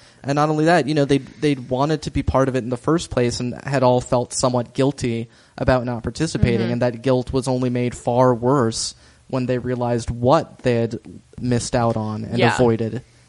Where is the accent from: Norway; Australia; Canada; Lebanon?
Norway; Also, guys, like, you know what? I'm from Norway.